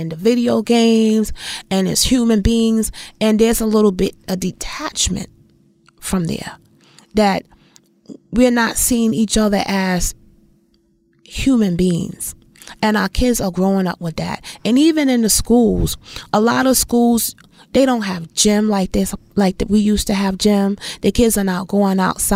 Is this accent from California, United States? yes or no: no; New York City, New York, United States; where I grew up in Bed-Stuy, when we first moved over there, the neighborhood was diverse.